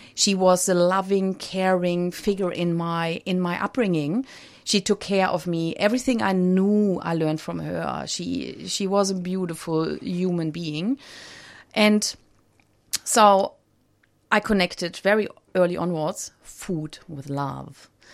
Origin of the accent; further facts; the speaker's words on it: Germany; I grew up in Germany